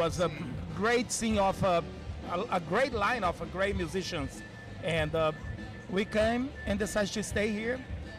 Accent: Brazil; English is a second language; moved away as an adult; now in San Francisco Bay Area, United States; I'm from Brazil.

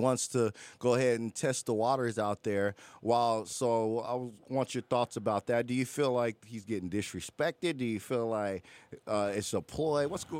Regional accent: Texas, United States; I'm a Cowboy from Texas.

